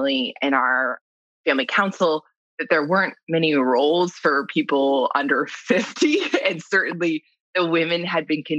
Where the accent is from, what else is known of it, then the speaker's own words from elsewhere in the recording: New York, United States; I grew up in New York